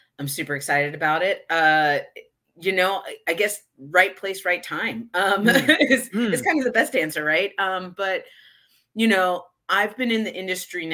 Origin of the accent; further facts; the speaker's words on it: Houston, Texas, United States; now in Austin, United States; I'm in Austin, but I was born and raised in Houston.